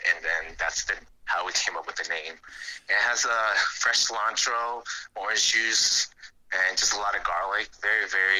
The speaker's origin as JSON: {"language": "English", "town": "Houston", "region": "Texas", "country": "United States", "tie": "born or raised there", "said": "I was born and raised in Houston. I have very, very, very strong pride in Houston. I love the city"}